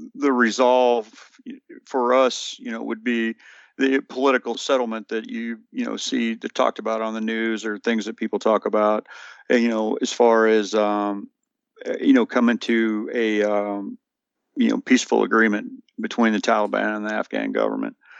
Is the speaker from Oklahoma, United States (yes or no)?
no; Morganfield, Kentucky, United States; moved away as an adult; I am from Kentucky. You notice it said, uh, that I'm from Morganfield.